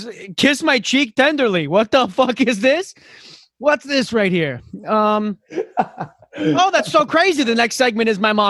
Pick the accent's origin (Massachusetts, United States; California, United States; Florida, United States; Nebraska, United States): Florida, United States; born or raised there; now in New York, United States